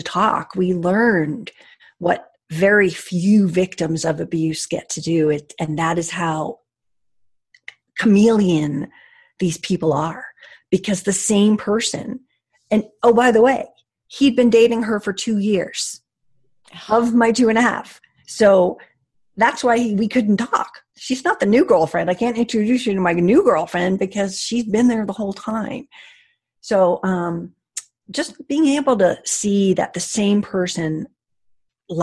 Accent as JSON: {"language": "English", "region": "Connecticut", "country": "United States", "said": "I'm from Connecticut"}